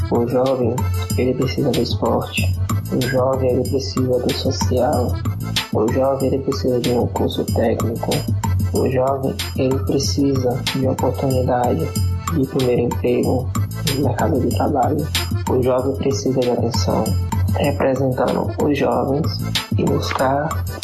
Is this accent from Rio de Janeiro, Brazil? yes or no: no; São Francisco do Conde, Bahia, Brazil; 23 anos, formado em bombeiro profissional civil, moro no estado da Bahia, residente do município de São Francisco do Conde.